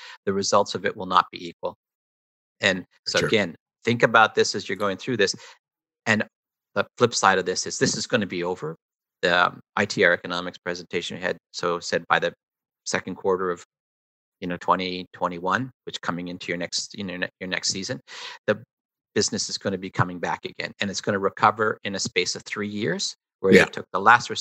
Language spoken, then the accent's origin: English; Toronto, Ontario, Canada; I grew up in the East End of Toronto.